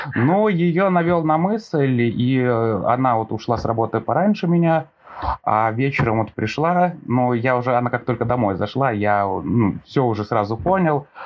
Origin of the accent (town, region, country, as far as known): Velikiye Luki, Pskov Oblast, Russia